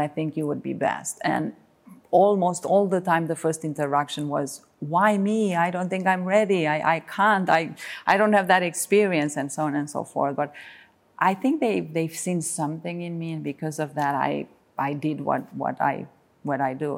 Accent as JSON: {"language": "English", "country": "Romania", "tie": "born or raised there", "also_born_or_lived": "Bucharest", "moved": "as an adult", "said": "as soon as I came to Bucharest from Reila, where, where I was born, at nineteen"}